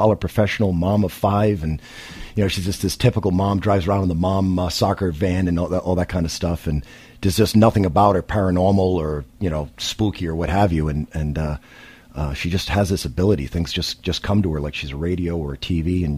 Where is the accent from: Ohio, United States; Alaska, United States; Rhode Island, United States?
Rhode Island, United States; Greenville; my hometown of Greenville